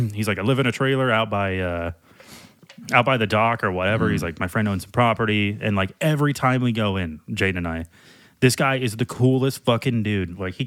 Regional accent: Louisiana, United States; We're from Louisiana.

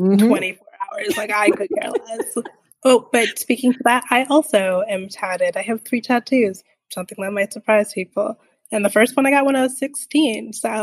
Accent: Canada; I am born in Canada, but I am half Jamaican and half Trini

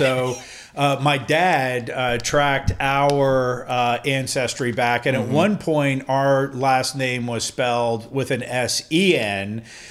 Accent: Denmark; born there; I was born in the same exact hospital my mom was born in, just at a different time.

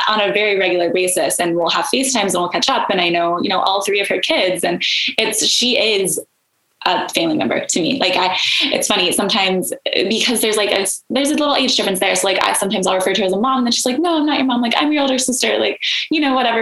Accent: Oklahoma, United States; also born or lived in Woodward, Oklahoma / Texas; I was born in Woodward, Oklahoma. So born in good old Oklahoma. And then I was raised kind of throughout Texas and Oklahoma, but I call Oklahoma home for sure

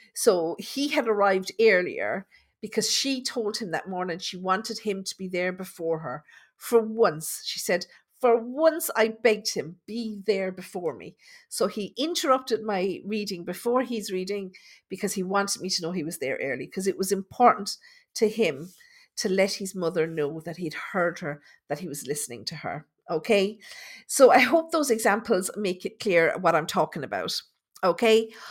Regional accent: Tipperary, Munster, Ireland; I'm from Tipperary

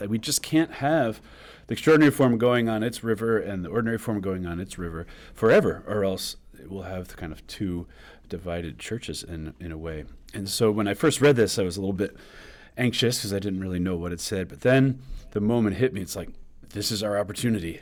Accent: New York, United States; now in Kansas, United States; we New Yorkers

